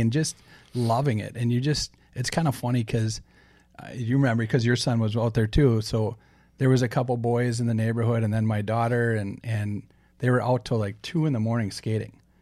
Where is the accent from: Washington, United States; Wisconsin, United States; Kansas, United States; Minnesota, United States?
Minnesota, United States; Saint Paul; born and bred on Saint Paul's East Side